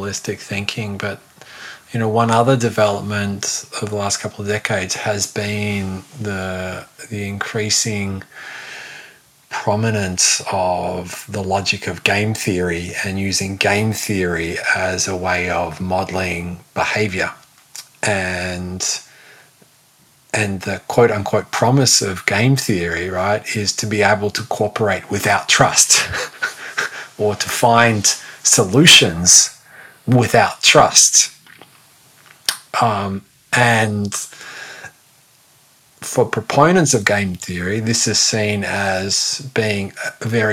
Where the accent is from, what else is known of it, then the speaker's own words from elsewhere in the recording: Australia; I'm Australian